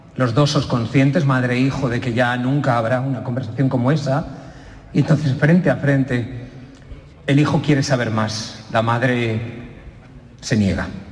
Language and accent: Spanish; Utiel and Buñol, Valencian Community, Spain; Y yo nací en Utiel y en Buñol. Y como nunca he sabido decir de qué pueblo soy, porque soy de dos